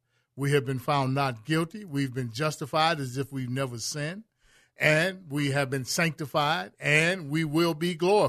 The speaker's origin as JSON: {"language": "English", "town": "Chicago", "region": "Illinois", "country": "United States", "tie": "born or raised there", "said": "me growing up in Chicago. My father was a Chicago policeman."}